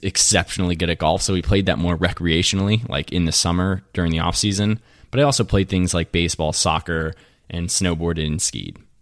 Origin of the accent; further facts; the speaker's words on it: Latrobe, Pennsylvania, United States; also born or lived in Somerset, Pennsylvania; I was born and raised in Western P A, outside of Pennsylvania, a place called La Trobe